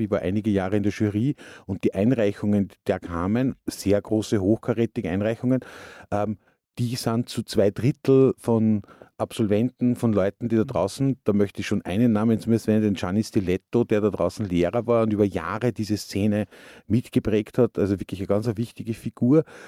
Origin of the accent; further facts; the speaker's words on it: Upper Austria, Austria; now in Salzburg, Austria; Wir sind aus Oberösterreich